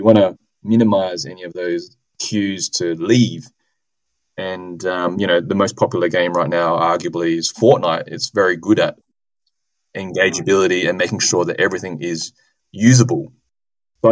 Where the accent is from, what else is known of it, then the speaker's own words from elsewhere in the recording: Adelaide, South Australia, Australia; my hometown, so University of Adelaide and Flinders